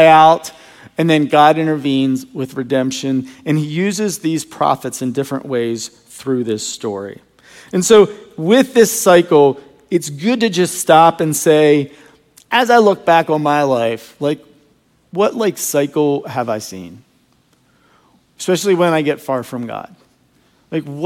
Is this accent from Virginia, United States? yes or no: yes; Virginia, United States; I grew up in Virginia, and I used to hunt all over the woods behind my house